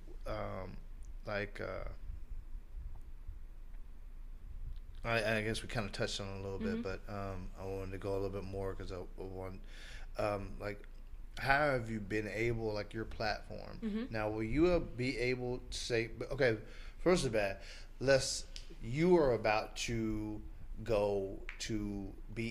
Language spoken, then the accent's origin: English; Anderson, Indiana, United States; you did get to come to my hometown